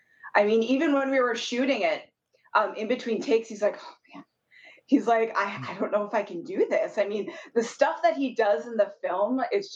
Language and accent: English; Minnesota, United States; moved away as an adult; now in Los Angeles, United States; I'm from Minnesota. I should be used to this weather, but I live in LA, and I've been out here now for about 6 years.